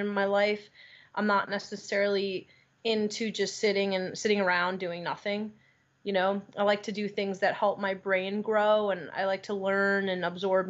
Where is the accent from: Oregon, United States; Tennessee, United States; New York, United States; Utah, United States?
New York, United States; Long Island; moved away as an adult; now in Los Angeles, United States; I grew up on Long Island, and it was a really good place to grow up